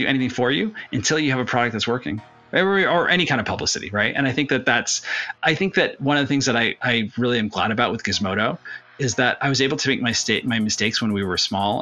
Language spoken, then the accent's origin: English; California, United States; also born or lived in Detroit, Michigan; I grew up in California, but my family's from South America originally